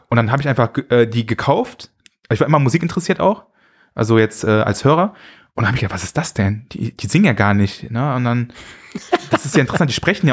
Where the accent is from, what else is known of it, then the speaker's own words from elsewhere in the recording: Düsseldorf, North Rhine-Westphalia, Germany; Ich bin ja also in Zentral halt in Düsseldorf aufgewachsen